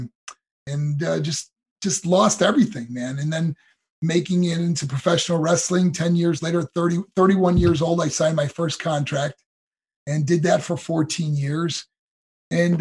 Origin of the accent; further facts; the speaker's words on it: New York, United States; moved away as an adult; also born or lived in Colorado Springs, Colorado; my hometown in New York